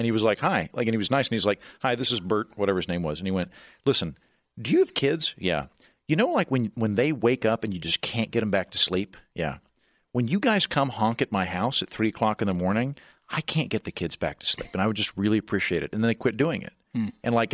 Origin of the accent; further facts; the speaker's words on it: Oklahoma, United States; moved away; also born or lived in New York City; growing up in Oklahoma